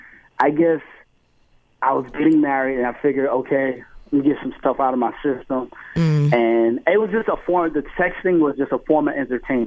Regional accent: Irvington, United States; I'm from Irvington.

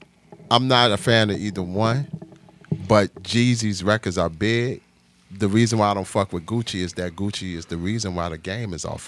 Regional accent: Chicago, Illinois, United States; So, you know, I'm from the West Side, 4136 West Jackson, right off Keeler.

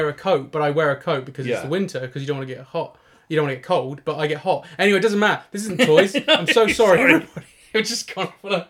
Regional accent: Norwich, East of England, United Kingdom; we come from Norwich and we live in Norwich.

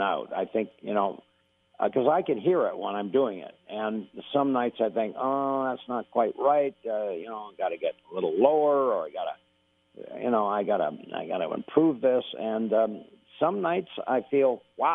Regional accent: Canada; I'm a Canadian

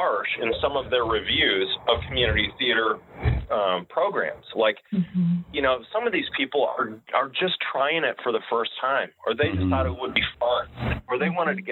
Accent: Davenport, Iowa, United States; now in Bettendorf, United States; I was born and raised in the Iowa Quad Cities, so grew up in East Davenport

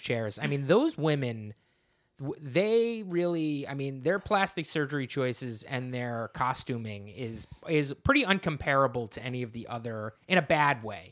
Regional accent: New Jersey, United States; I am from New Jersey

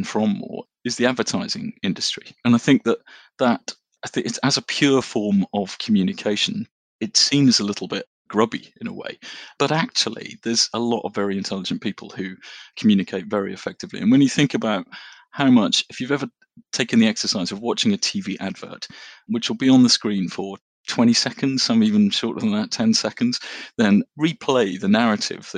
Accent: Norfolk, East of England, United Kingdom; I grew up in Norfolk and we used to go fishing

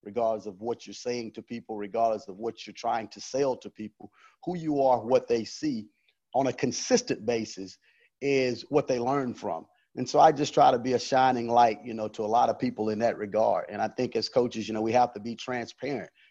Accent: Woodruff, South Carolina, United States; moved away; I'm from Woodruff, South Carolina. I played at a 2A high school in Woodruff, South Carolina

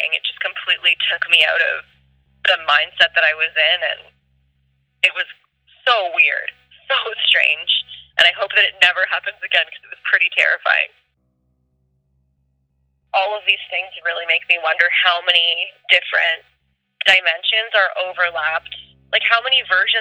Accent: Thornhill, Ontario, Canada; I grew up in Thornhill, just north of Toronto

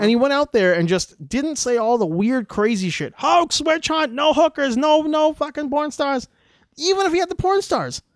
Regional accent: Western Canada, Alberta, Canada; accent: Western Canadian; We sound the way we sound in Western Canada, in Alberta especially

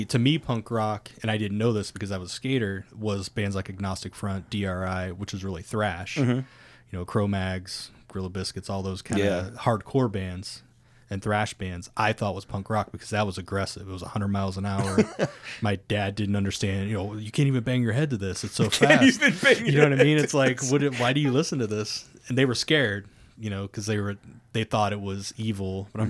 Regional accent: Ohio, United States; I'm from Ohio, man.

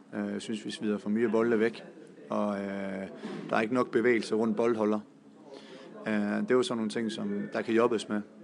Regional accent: Denmark; moved away as an adult; now in Sarpsborg, Norway; jeg kommer også fra Danmark

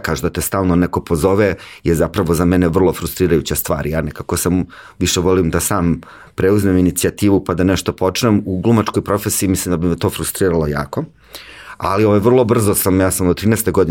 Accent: Užice, Zlatibor District, Serbia; ja sam inače iz Užica

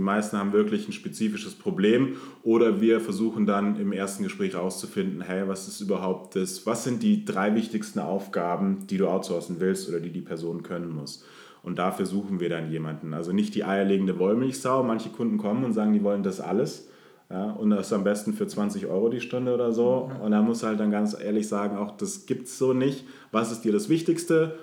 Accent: Munich, Bavaria, Germany; moved away as an adult; geboren in München

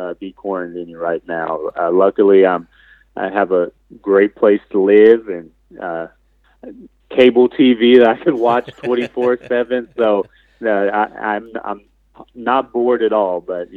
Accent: California, United States; moved away as an adult; now in Cincinnati, United States; my hometown in California

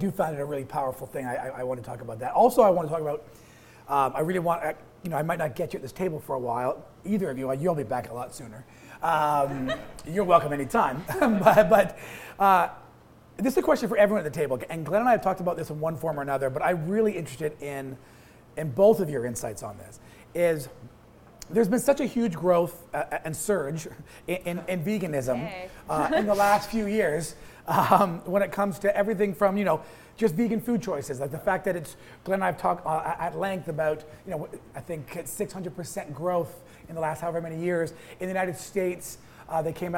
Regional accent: Toronto, Ontario, Canada; I grew up in Toronto in a neighborhood like Little Portugal

